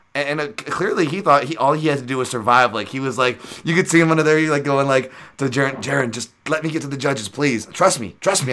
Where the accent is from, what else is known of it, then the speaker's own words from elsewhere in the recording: United States; I'm so American